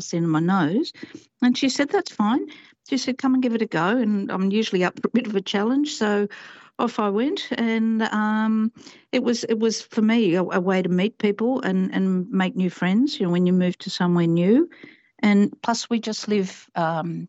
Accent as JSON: {"language": "English", "country": "Papua New Guinea", "moved": "yes", "lives_now": "Australia", "said": "represented my home country, PNG."}